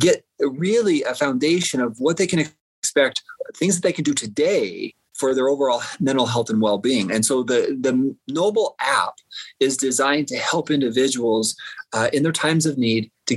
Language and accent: English; Southeastern Idaho, United States; I grew up in Southeastern Idaho on a farm